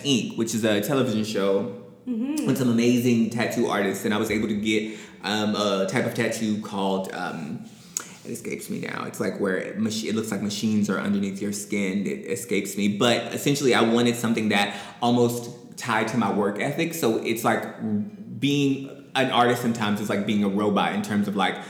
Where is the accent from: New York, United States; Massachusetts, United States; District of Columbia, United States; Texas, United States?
District of Columbia, United States; Washington; also born or lived in Indianapolis, Indiana; now in Los Angeles, United States; I was born in Indianapolis, Indiana, but I grew up in Washington, D.C.